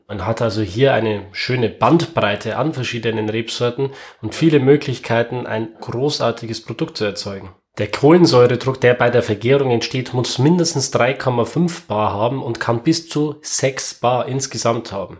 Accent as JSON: {"language": "German", "country": "Germany", "said": "wir als Deutsche"}